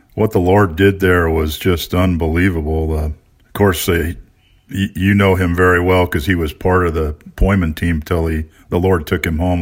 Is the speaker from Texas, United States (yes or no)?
no; Long Beach, California, United States; moved away as an adult; also born or lived in Colorado / Chicago area / San Diego / Saint Helena; I grew up in Long Beach